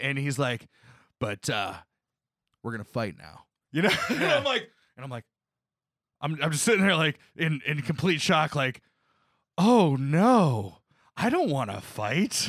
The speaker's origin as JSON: {"language": "English", "region": "Northwest Ohio", "country": "United States", "tie": "born or raised there", "lives_now": "Columbus, United States", "said": "I grew up in Northwest Ohio"}